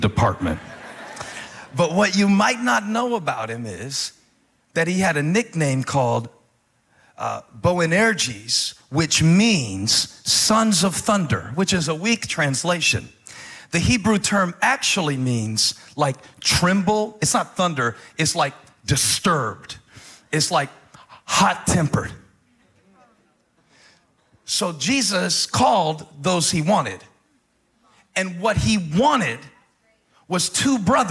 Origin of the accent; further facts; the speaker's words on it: Moncks Corner, South Carolina, United States; I grew up in Monk's Corner, South Carolina